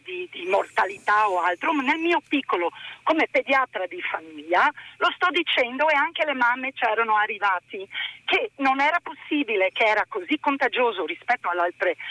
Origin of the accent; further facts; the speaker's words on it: Canada; Italian is a second language; now in Province of Padua, Italy; quando sono emozionata il mio accento, perché sono anche canadese, viene fuori.